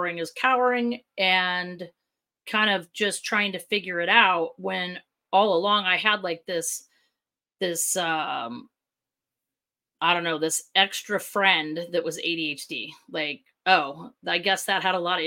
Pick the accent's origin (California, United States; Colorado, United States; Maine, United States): California, United States; Southern; now in Chandler, United States; originally from Southern California